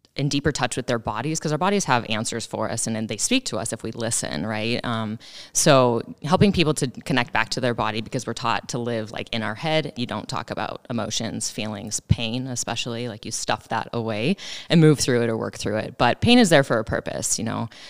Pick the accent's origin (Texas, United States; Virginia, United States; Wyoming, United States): Wyoming, United States; Moorcroft?; moved away as an adult; also born or lived in Greeley, Colorado; now in Sheridan, United States; I'm originally from Wyoming. I grew up over the mountain in Moreland.